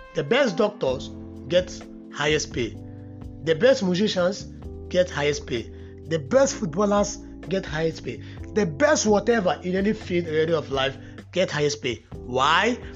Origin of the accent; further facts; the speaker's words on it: Nigeria; as a Nigerian